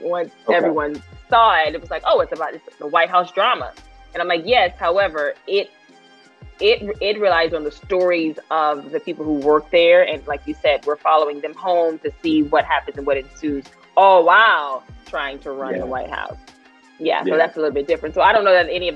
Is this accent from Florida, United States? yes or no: no; Louisiana, United States; moved away as an adult; now in Los Angeles, United States; growing up in Louisiana, I always felt like I was made for a bigger city